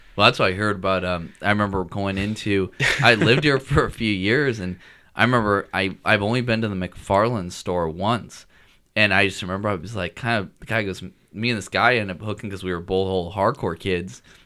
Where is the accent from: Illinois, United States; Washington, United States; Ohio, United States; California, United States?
Washington, United States; when I grew up in Washington